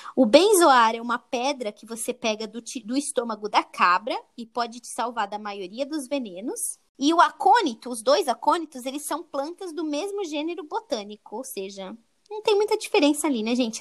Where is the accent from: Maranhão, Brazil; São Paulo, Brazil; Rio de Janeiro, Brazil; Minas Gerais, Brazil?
São Paulo, Brazil; a gente é de São Paulo